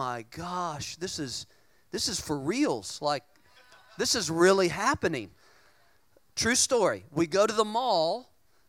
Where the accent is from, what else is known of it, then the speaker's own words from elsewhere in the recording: Richmond, Virginia, United States; moved away; Richmond, Virginia, which is where I'm from. I'm originally from Richmond